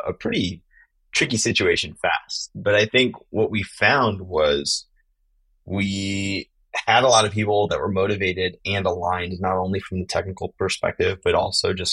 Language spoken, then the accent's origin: English; Southern California, United States; moved away as an adult; also born or lived in Long Beach / Chicago / San Francisco Bay Area / Texas; now in Tennessee, United States; I was born in Long Beach. I spent some time in Chicago as a kid. I grew up middle school, high school in Southern California